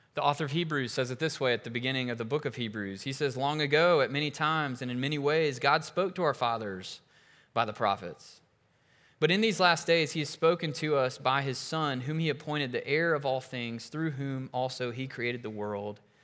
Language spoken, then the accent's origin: English; United States; As an American, especially one who's had a lot of privileges and opportunity in my life